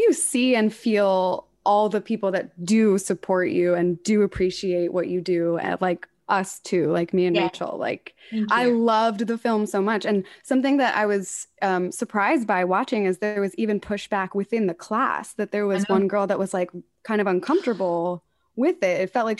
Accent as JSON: {"language": "English", "town": "West Chester", "region": "Pennsylvania", "country": "United States", "tie": "born or raised there", "said": "Pennsylvania, which I saw you're from as well, yep. But I'm Philadelphia side."}